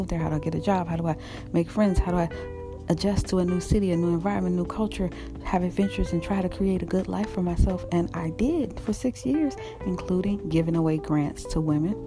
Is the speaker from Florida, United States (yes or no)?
yes; Florida, United States; moved away as an adult; also born or lived in Los Angeles, California; I moved back to my home state of Florida